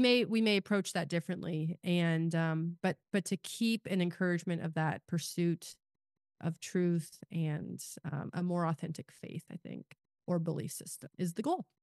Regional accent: Kansas, United States; I live in Kansas now, I grew up in Kansas

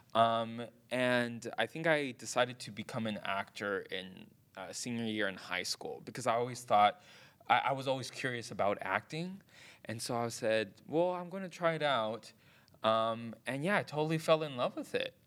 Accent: Hayward, California, United States; So I was born in Hayward, California, and that's in the San Francisco Bay Area. Um, I was born and raised there. I still live there.

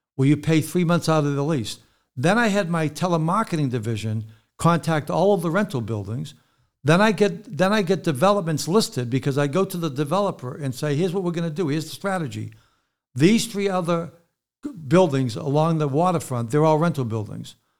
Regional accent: Boston, Massachusetts, United States; also born or lived in New Jersey / California; now in Connecticut, United States; I'm from Boston originally, but I lived in New Jersey for twenty years, then California for twenty years. Now I live in Connecticut

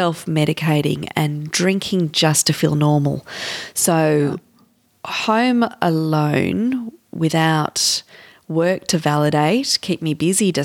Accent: Canberra, Australian Capital Territory, Australia; moved away as an adult; also born or lived in Sydney; I grew up in Canberra, but I was a lawyer in Sydney

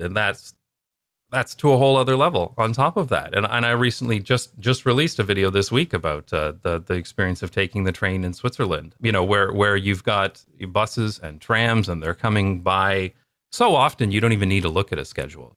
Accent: London, Ontario, Canada; moved away; my hometown called Wonderland Road

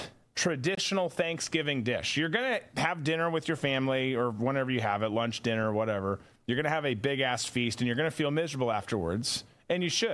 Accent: Minnesota, United States; because I'm from Minnesota also.

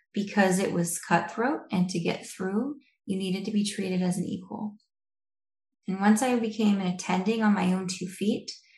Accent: Idaho, United States; moved away as an adult; also born or lived in Detroit; I am from Idaho

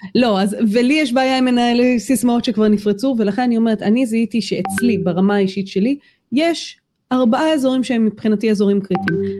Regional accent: Israel

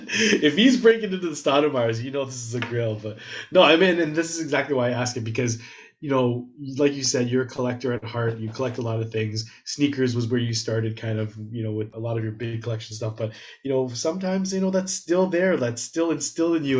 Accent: Toronto, Ontario, Canada; I grew up in Scarborough

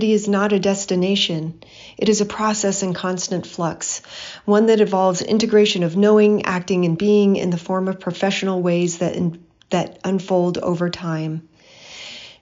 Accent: Hawaii, United States; my childhood experiences growing up in Hawaii in the 1970s and 80s

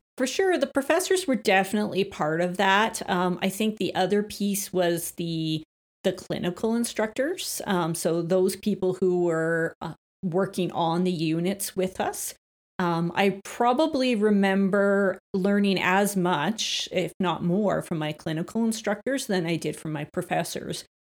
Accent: Calgary, Alberta, Canada; born or raised there; also born or lived in Beaumont, Alberta

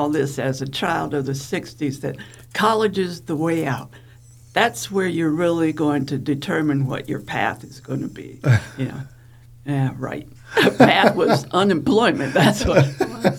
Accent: Wooster, Ohio, United States; moved away as an adult; went back to my little small town called Wooster in Ohio.

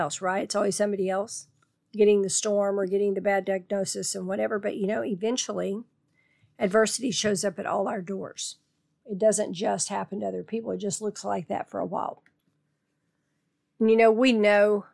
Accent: Tornado Alley, United States; Growing up in Tornado Alley

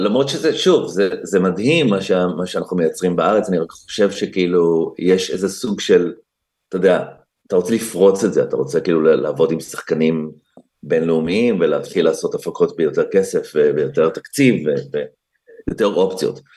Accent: Israel; moved away as an adult; now in Los Angeles, United States; אנחנו כמובן ישראלים, אני לא ממש אמריקאי

